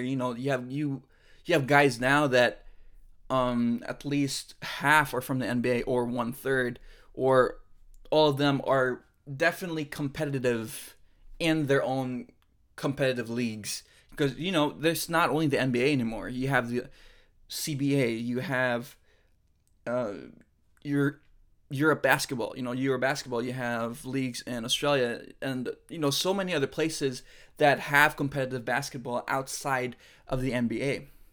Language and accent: English; Philippines; I am Filipino. I did grow up in the Philippines, from the Philippines